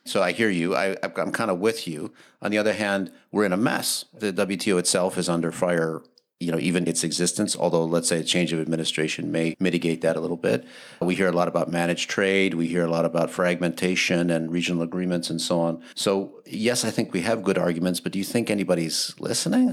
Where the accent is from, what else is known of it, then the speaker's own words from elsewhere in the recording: Wisconsin, United States; moved away; my hometown in Wisconsin